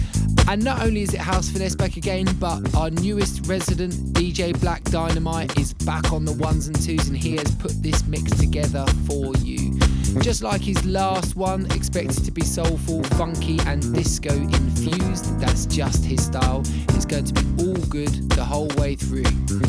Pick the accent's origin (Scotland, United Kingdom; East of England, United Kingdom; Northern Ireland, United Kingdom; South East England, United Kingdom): East of England, United Kingdom; Colchester; Colchester, which happens to be my hometown